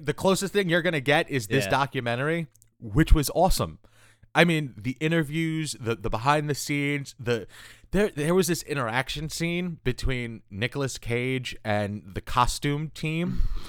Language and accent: English; New York, United States; I'm a Spider-Man fan because I'm from New York.